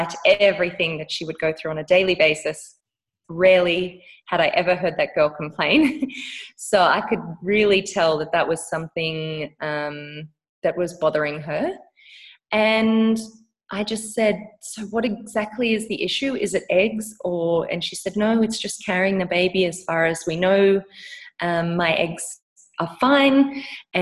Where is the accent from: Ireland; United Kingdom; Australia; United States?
Australia; moved away as an adult; now in South Africa; We currently live in South Africa, even though I am an Australian.